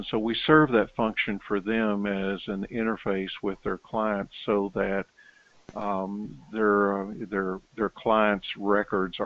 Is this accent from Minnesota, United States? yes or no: no; Knoxville, Tennessee, United States; moved away as an adult; also born or lived in Topeka, Kansas / Baton Rouge, Louisiana / Pueblo, Colorado / Corpus Christi, Texas; As you can tell from my accent, I'm originally from Knoxville, Tennessee